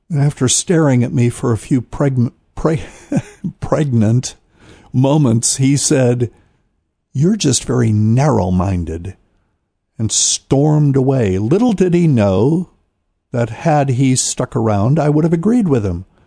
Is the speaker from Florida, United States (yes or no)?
no; New Bern, North Carolina, United States; I'm in a city somewhere in America that is not my hometown, New Bern, North Carolina